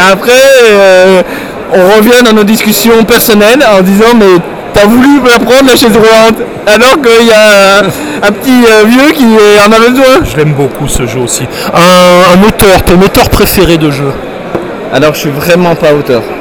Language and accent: French; Nivelles, Walloon Brabant, Belgium; j'ai pas de pseudo et je viens de Nivelles.